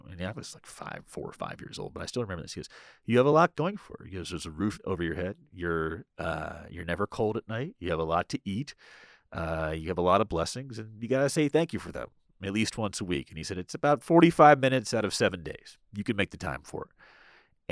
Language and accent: English; Washington, District of Columbia, United States; also born or lived in Boston; I grew up in Washington, you know, went to school in Boston for four years, I came right back to D C.